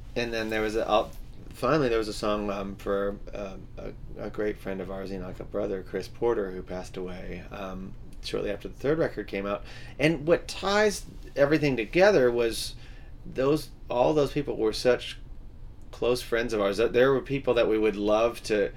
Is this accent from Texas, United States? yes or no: yes; Texas, United States; also born or lived in Louisiana; we grew up in Texas